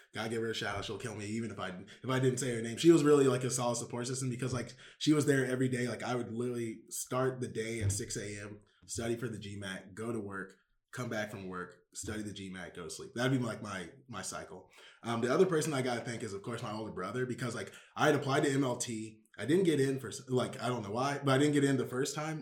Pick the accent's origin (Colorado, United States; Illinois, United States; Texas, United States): Texas, United States; Houston; moved away as an adult; also born or lived in New York City; I'm from Houston, Texas, the best city in the state of Texas